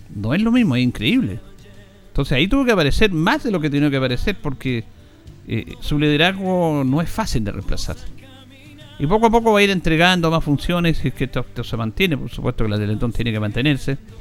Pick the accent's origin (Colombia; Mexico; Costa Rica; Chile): Chile; como chilenos